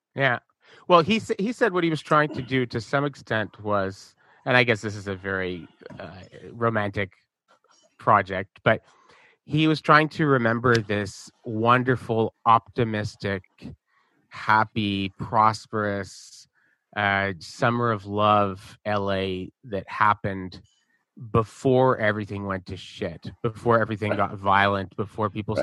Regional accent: Montreal, Quebec, Canada; growing up in Montreal

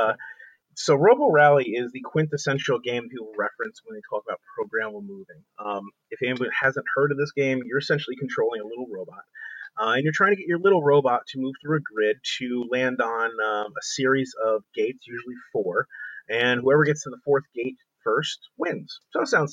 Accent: New Jersey, United States; I'm a kid from New Jersey

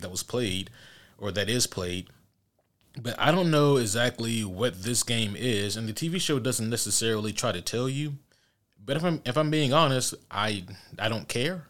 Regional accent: Georgia, United States; I'm from Georgia

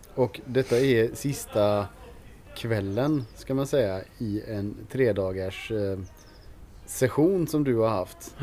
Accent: Germany; now in Sweden; vi tyskar

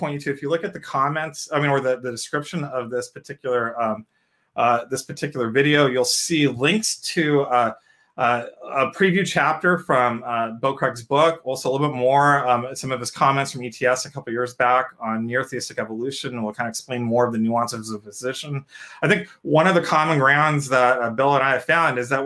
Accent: India; I'm an Indian.

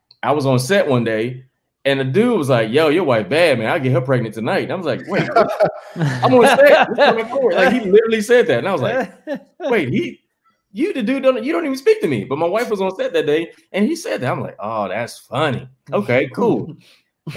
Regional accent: the South, United States; now in Los Angeles, United States; I'm from the South

